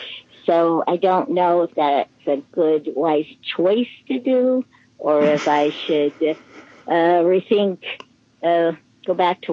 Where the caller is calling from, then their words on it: California, United States; I'm coming from California, and I would like to know what direction I should now turn my life to.